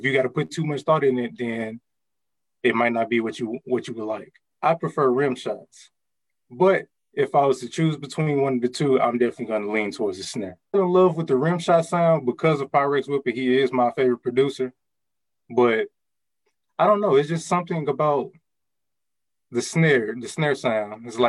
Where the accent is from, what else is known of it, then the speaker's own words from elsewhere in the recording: St. Louis, Missouri, United States; I'm from St. Louis, Missouri, the inner West City.